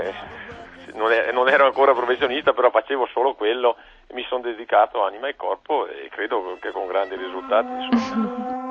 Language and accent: Italian; Palù di Giovo, Trentino-Alto Adige, Italy; sono nato, 19651 a Paludi Giovo